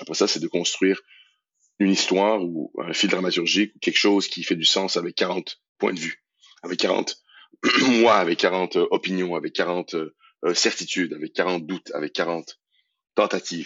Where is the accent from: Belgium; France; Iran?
Iran; moved away; also born or lived in Montreal, Canada; mon pays d'origine, l'Iran